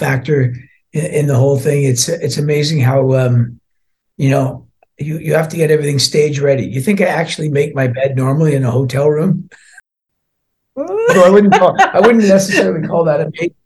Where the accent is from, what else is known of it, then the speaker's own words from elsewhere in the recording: Scotland, United Kingdom; although I was born in Scotland, I'm only half Scottish. My dad was from Ireland.